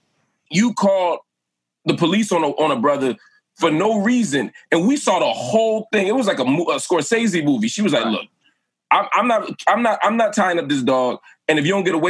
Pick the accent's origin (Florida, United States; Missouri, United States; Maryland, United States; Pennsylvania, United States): Pennsylvania, United States; Philadelphia; As a Philadelphian